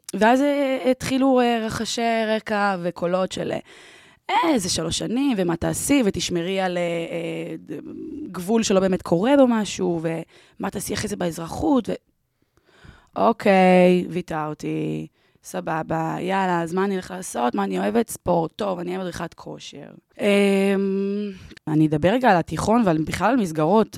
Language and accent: Hebrew; Ramat Gan, Tel Aviv District, Israel; אני גדלתי ונולדתי ברמת גן